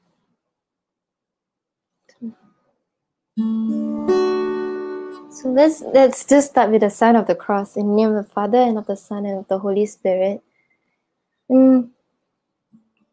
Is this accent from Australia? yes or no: no; Sitiawan, Perak, Malaysia; now in Kuala Lumpur, Malaysia; I'm originally from Setiawan Perak, but I'm currently working in KL